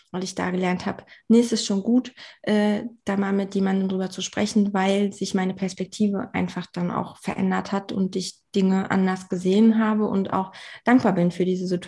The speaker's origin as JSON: {"language": "German", "region": "Saxony-Anhalt", "country": "Germany", "tie": "born or raised there", "said": "ich habe äh, meine Heimat aber eigentlich in der Magdeburger Bördene."}